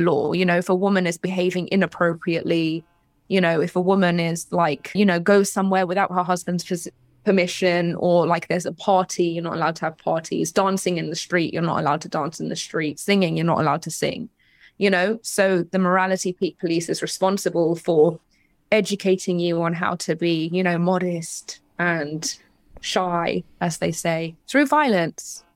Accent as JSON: {"language": "English", "region": "London", "country": "United Kingdom", "tie": "born or raised there", "also_born_or_lived": "Iran (parents)", "moved": "as an adult", "lives_now": "Los Angeles, United States", "said": "I was born in London. I, my parents are from Iran"}